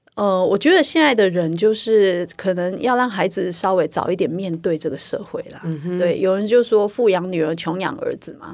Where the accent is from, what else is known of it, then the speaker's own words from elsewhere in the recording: Taiwan; 我们台湾人的善良